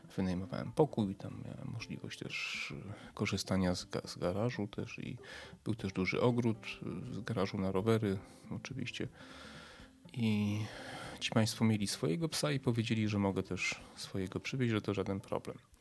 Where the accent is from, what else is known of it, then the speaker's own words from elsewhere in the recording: a village near Przemyśl, Subcarpathian Voivodeship, Poland; urodziłem się w mieście, ale to powiedzmy wychowałem się na wsi podprzemyskiej.